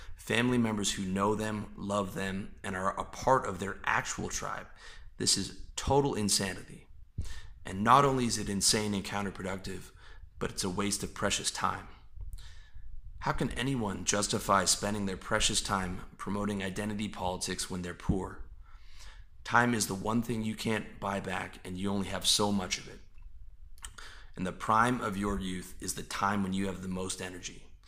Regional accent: Canada; I was born on a part of God's green earth where people identify as Canadian

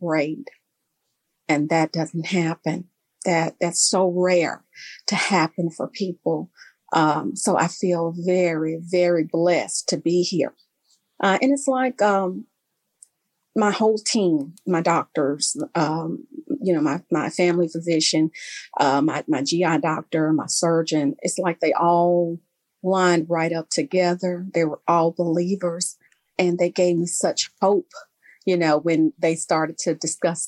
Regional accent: Memphis, Tennessee, United States; I am from Memphis, Tennessee. I grew up here

